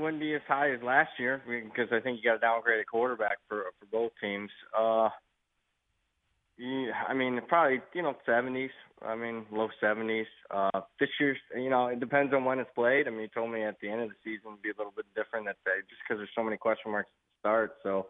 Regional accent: Ohio, United States; now in California, United States; I'm from Ohio.

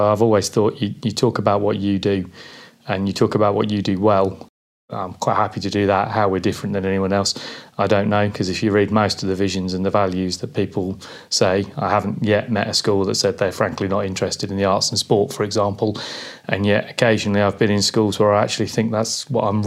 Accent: Peterborough, East of England, United Kingdom; heading back into Peterborough, which is where I went to school

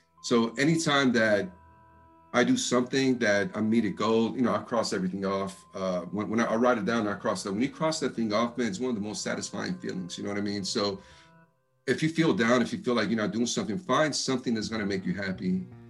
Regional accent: Texas, United States; the funny thing is, even though I'm from Texas, everyone thinks that I'm from the East Coast.

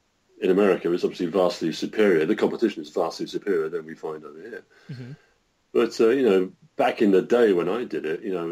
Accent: Brighton, South East England, United Kingdom; moved away; Grew up in Brighton.

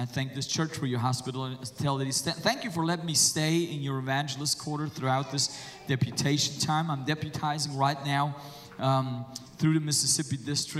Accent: Germany; I'm from Germany.

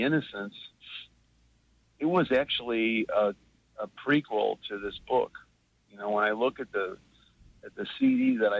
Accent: Chicago, Illinois, United States; I'm from Chicago

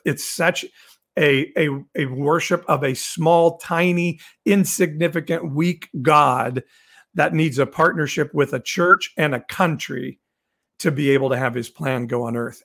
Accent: Midwest, United States; I grew up in the Midwest

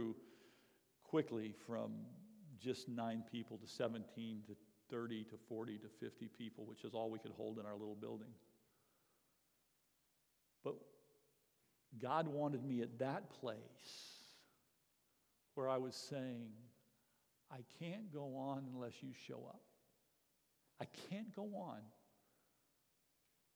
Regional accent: Florida, United States; moved away; I was a Floridian. I grew up in Florida, born and raised at this church the first few years of my life even.

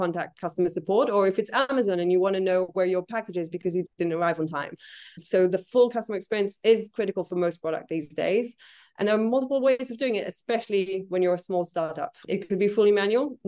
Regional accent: Israel; moved away; I'm originally from Israel

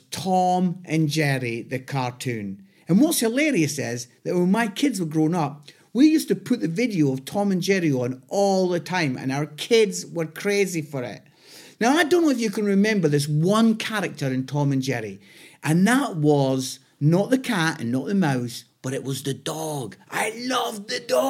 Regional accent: Scotland, United Kingdom; now in Nottingham, United Kingdom; I'm Scottish. I live in Nottingham

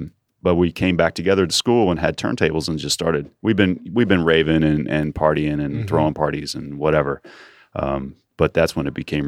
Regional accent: Muncie, Indiana, United States; I grew up outside of Muncie, Indiana.

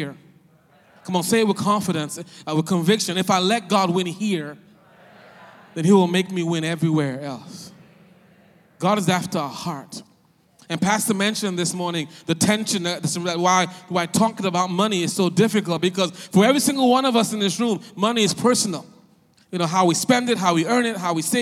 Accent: Nigeria; moved away; also born or lived in West Philadelphia, Pennsylvania, United States; I'm Nigerian, West Philly

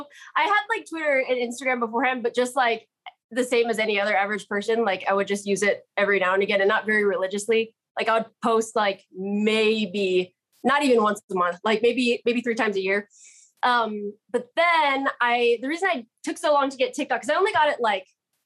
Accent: Waiawa, Hawaii, United States; I'm from Waiawa.

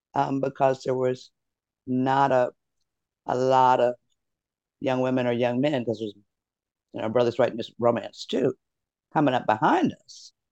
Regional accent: Detroit, Michigan, United States; Most of them are set in my hometown of Detroit.

